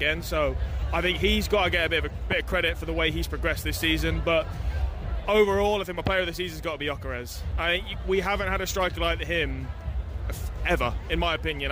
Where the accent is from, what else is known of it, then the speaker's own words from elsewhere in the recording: Coventry, West Midlands, United Kingdom; From Coventry. Grew up in Orsley. Went to Bishop Ullathorne. So, yeah, born and raised